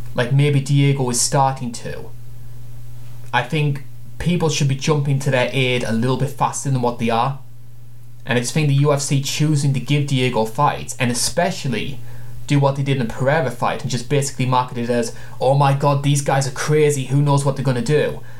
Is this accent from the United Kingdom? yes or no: yes; United Kingdom; As a Brit